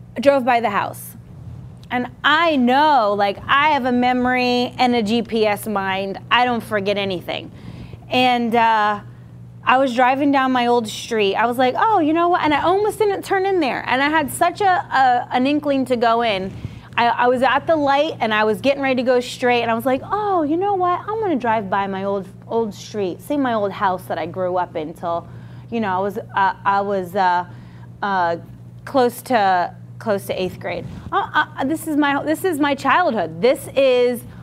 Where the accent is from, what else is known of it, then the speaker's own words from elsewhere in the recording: Coconut Creek, Florida, United States; also born or lived in Coral Springs, Florida / Boca Raton, Florida / Virginia Beach, Virginia; I'm originally from South Florida here, this area